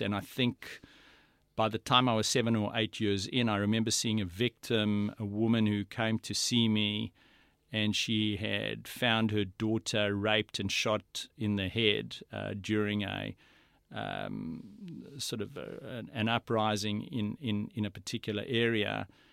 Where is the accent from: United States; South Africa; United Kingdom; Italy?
South Africa; moved away as an adult; now in Australia; I was brought up in South Africa